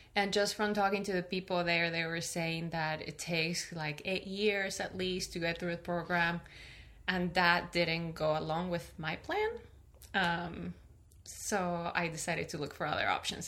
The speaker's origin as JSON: {"language": "English", "country": "Peru", "also_born_or_lived": "California", "moved": "yes", "lives_now": "Michigan, United States", "said": "I am originally from Peru, uh-huh. and I moved to California. I lived there for ten years, and now I live in Michigan."}